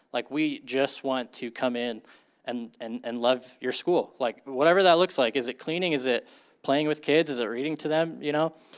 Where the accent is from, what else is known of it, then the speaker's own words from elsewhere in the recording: Ames, Iowa, United States; I grew up in Ames, Iowa, like a pretty normal suburban, uh, childhood